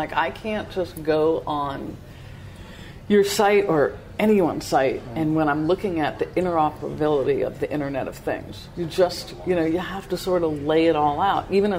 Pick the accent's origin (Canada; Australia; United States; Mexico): United States; New York; accent: New York; now in Pittsburgh, United States; I'm still from New York.